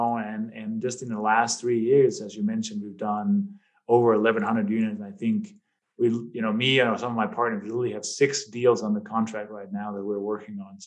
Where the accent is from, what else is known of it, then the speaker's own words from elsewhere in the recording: Denmark; English is a second language; moved away as an adult; now in United States; people may detect a little bit of an accent. And as you in the intro, you said, you know, I came from Denmark. I've been here. I've literally been in the U.S. for half of my life now. I just turned 50 this year.